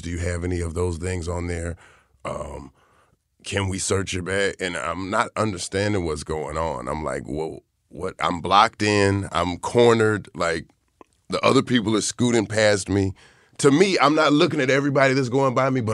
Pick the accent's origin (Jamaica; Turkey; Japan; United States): United States; the South; growing up in the South